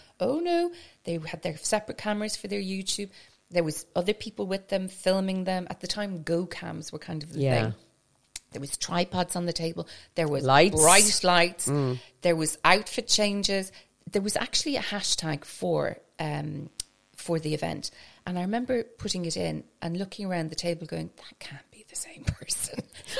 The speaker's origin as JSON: {"language": "English", "region": "Scotland", "country": "United Kingdom", "tie": "born or raised there", "lives_now": "Ireland", "said": "I suppose because where I grew up in Scotland, we'll say I go to England and I'm the only Irish person. Because I grew up in Scotland, very cosmopolitan area."}